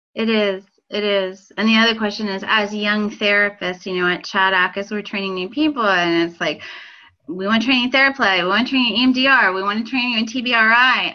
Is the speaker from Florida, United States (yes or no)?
no; Pennsylvania, United States; moved away as an adult; also born or lived in Illinois; I was from Pennsylvania. I went to Penn State.